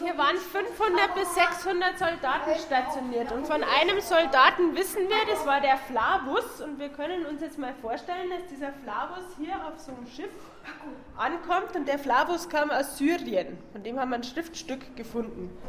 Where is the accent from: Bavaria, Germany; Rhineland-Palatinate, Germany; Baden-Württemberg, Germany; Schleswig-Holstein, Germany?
Bavaria, Germany; hier bei uns in Bayern